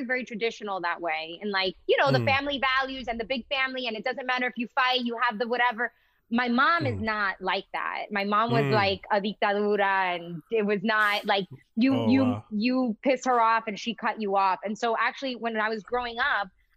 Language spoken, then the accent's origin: English; Miami, Florida, United States; moved away; also born or lived in Massachusetts; growing up in Miami